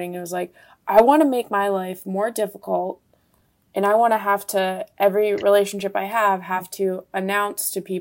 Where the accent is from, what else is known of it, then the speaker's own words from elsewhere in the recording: Florida, United States; I'm from Florida, in a conservative area in Florida